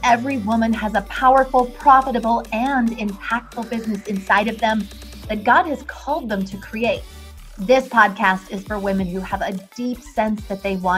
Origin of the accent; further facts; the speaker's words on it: Vancouver, British Columbia, Canada; I am actually from West Coast, Vancouver, Canada